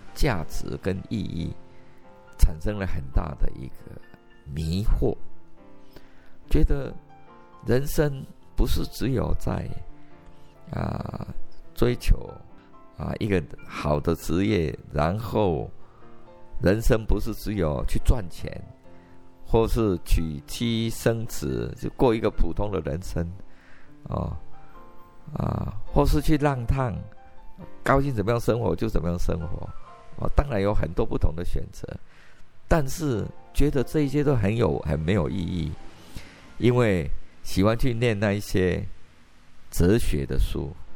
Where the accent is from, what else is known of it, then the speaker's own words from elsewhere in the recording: Fengyuan, Taichung, Taiwan; 我就是在丰原长大的